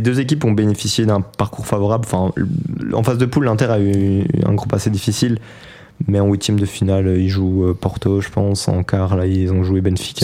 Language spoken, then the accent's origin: French; province of Namur, Wallonia, Belgium; je viens de la province de Namur